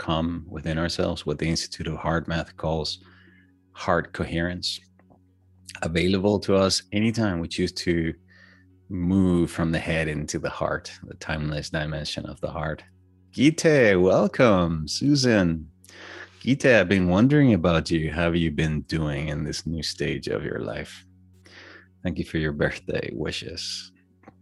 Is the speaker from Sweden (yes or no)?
no; Venezuela; moved away; Growing up in Venezuela, just birthdays was very important